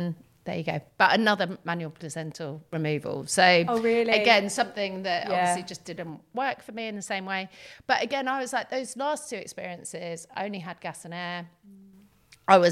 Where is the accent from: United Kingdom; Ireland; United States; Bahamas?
United Kingdom; I'm terribly British